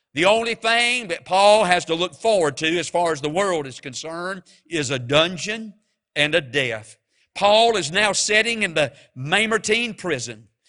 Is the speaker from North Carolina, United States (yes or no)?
yes; Mount Airy, North Carolina, United States; I'm from Mount Airy, and when I was just growing up as a boy